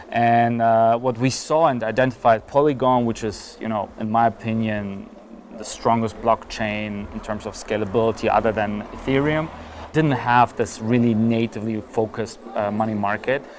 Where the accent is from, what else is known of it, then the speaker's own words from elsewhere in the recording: Berlin, Germany; moved away as an adult; also born or lived in London; now in Zug, Switzerland; So I grew up in Germany, in Berlin, Germany.